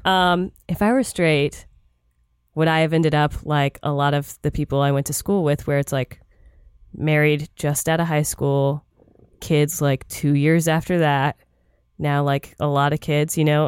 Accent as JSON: {"language": "English", "region": "Florida", "country": "United States", "tie": "born or raised there", "moved": "yes", "said": "I grew up in Florida"}